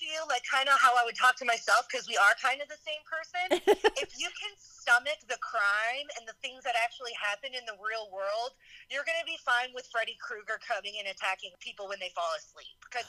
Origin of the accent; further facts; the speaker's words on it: New Orleans, Louisiana, United States; I grew up right outside of New Orleans, just as she did. Though New Orleans is an extremely diverse town, we lived in strictly white suburbs. Like, Black people did not live in the city that I grew up in.